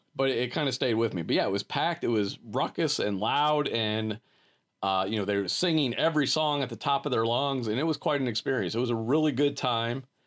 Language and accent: English; Akron, Ohio, United States; growing up in Akron, there was a theater